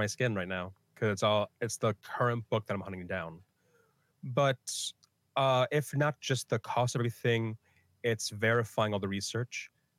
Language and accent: English; Philippines; Philippines, and I'll just feel like I have to distance myself as much as I can from the fact that I am Filipino.